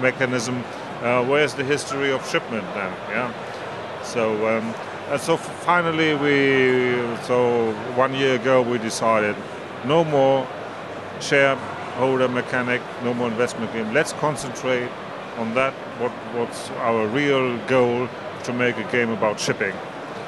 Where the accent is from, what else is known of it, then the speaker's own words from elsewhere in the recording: Hamburg, Germany; I was born in Hamburg, I live in Hamburg, and I will die in Hamburg